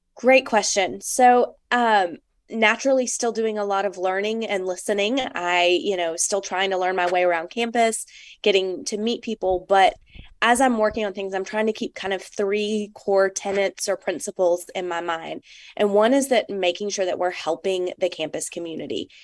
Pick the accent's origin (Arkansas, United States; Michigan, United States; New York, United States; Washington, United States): Arkansas, United States; I'm from Arkansas